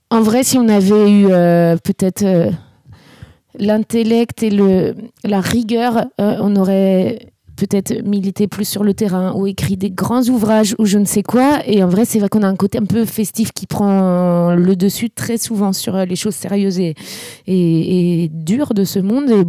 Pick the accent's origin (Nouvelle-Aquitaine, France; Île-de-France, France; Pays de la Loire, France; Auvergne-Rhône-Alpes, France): Île-de-France, France; Élancourt; Du coup, moi, je viens d'Elancourt. Elancourt, c'est en banlieue euh